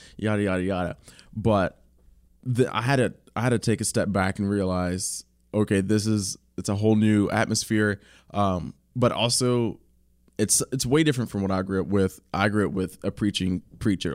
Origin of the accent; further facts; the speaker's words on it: Kentucky, United States; I'm from Kentucky